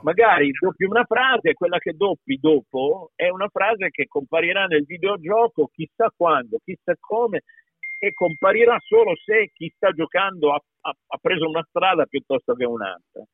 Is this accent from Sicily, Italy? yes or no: no; Piedmont, Italy; accent: Piedmontese; io, io, sono piemontese, per tanti anni ho parlato piemontese, io vivevo in campagna in origine